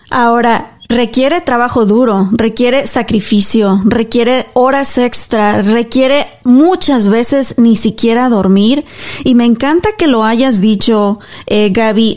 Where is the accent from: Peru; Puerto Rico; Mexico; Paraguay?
Mexico; now in United States; yo soy mexicana.